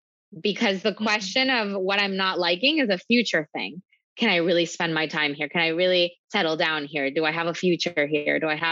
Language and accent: English; Venezuela; also born or lived in Miami; now in New York, United States; So I'm from Venezuela. I moved to Miami. And it was very clear for me my whole life that Miami was not the place for me.